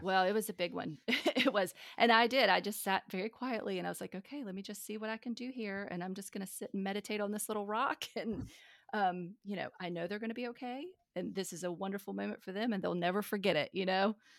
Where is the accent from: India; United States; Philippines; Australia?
United States; North Carolina; from the South, I'm from North Carolina